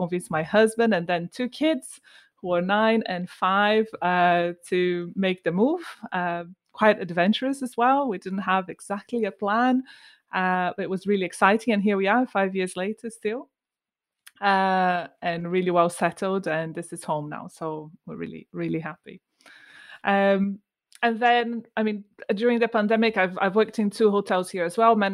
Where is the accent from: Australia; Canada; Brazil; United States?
Brazil; moved away as an adult; also born or lived in Bristol, United Kingdom; now in United Kingdom; I'm from Brazil.